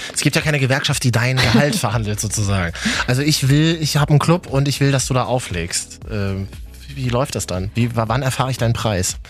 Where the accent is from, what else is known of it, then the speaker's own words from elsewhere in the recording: Berlin, Germany; ich komme aus Berlin